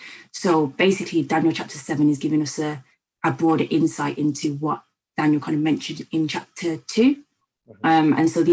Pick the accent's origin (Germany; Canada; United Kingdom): United Kingdom; Birmingham, West Midlands; moved away as an adult; now in Cardiff, United Kingdom; I'm from Birmingham, but I study currently at Cardiff Uni